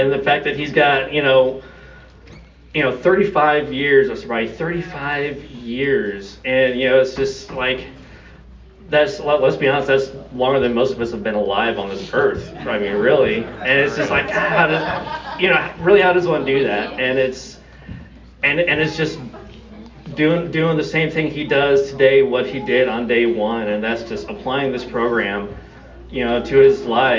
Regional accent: Austin, Texas, United States; So I am from Austin, Texas. My home group is the Lambda Live and Let Live group on Sunday morning at 11 o'clock.

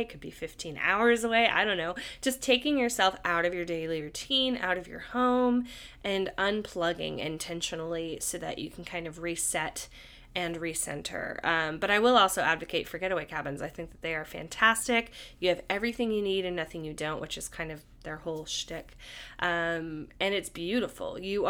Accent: California, United States; something I didn't really grow up with as much growing up in the Bay Area.

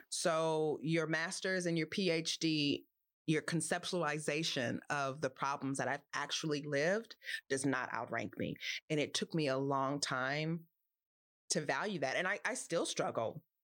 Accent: Los Angeles, California, United States; I grew up in Los Angeles

